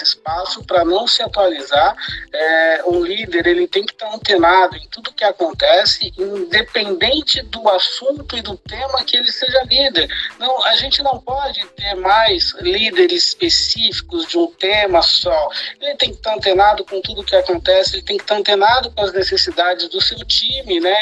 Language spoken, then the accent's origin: Portuguese; Sorocaba, São Paulo, Brazil; now in Santos, Brazil; eu nasci em Sorocaba, né? E agora eu, eu vivo em Santos